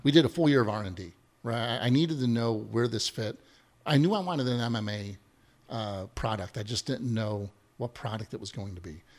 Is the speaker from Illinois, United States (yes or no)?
yes; Chicago, Illinois, United States; growing up in the South Side, right? I'm a, I'm, I'm a son of a steel mill worker